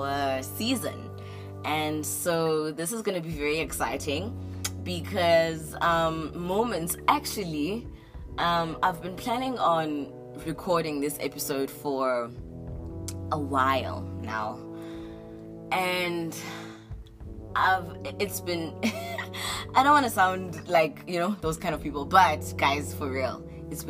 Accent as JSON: {"language": "English", "country": "South Africa", "said": "that's my people. That's me. I'm South African"}